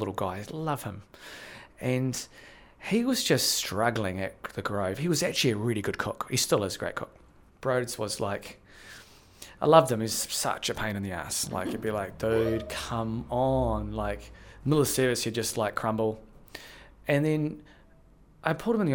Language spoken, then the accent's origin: English; New Zealand; also born or lived in Las Vegas, United States / London; we in New Zealand